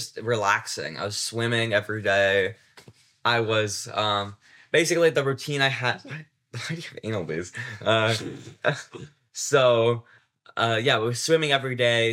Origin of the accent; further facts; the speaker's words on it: United States; first language English; English. I don't speak anything but English. I'm an American.